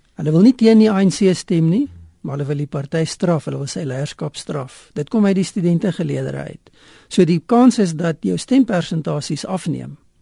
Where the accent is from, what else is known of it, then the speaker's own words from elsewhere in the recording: South Africa; ons as Suid-Afrikaners die afgelope 20 jaar gewoond geraak